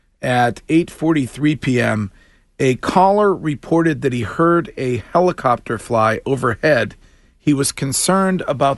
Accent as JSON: {"language": "English", "town": "Stowe", "region": "Massachusetts", "country": "United States", "tie": "born or raised there", "said": "my hometown police department, the Stowe PD"}